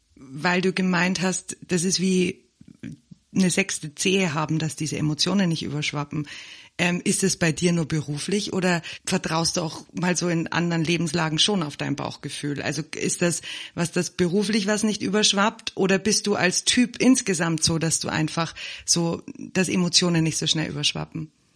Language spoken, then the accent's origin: German; Germany; now in South Africa; Ich bin ja im Moment in Südafrika und in Deutschland aufgewachsen